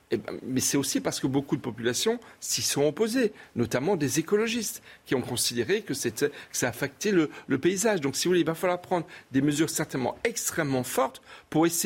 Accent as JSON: {"language": "French", "area": "Alsace", "region": "Grand Est", "country": "France"}